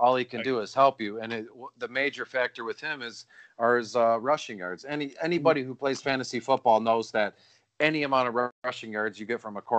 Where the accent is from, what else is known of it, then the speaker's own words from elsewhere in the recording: Detroit, Michigan, United States; anybody that is listening to this knows I'm from Detroit. I'm a huge Lions guy.